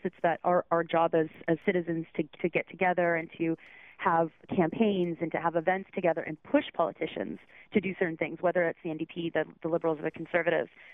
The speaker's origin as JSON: {"language": "English", "region": "Southern Ontario", "country": "Canada", "also_born_or_lived": "Toronto / Georgetown", "moved": "as an adult", "lives_now": "Quebec City, Canada", "said": "I'm I'm from Southern Ontario. I lived in Toronto for 10"}